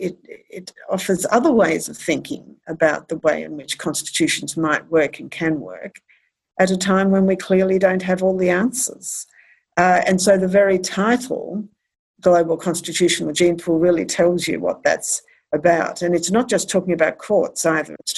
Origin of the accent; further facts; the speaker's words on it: Australia; being Australian and having been educated in Australia and in the common law world